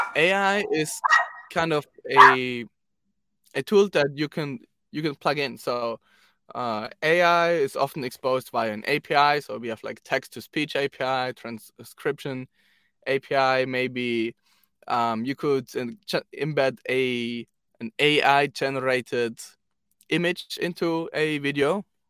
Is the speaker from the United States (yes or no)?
no; Zurich, Switzerland; I am from Zurich, Switzerland